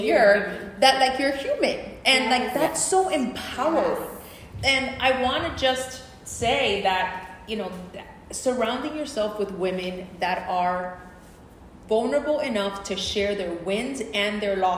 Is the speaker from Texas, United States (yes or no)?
no; New Jersey, United States; I am not from New York. I came from New Jersey